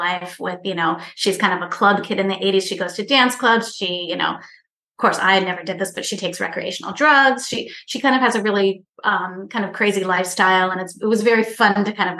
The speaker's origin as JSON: {"language": "English", "region": "Virginia", "country": "United States", "also_born_or_lived": "Dallas, Texas", "said": "I'm from the South, but I'm from Virginia, actually, which is a different part of the South."}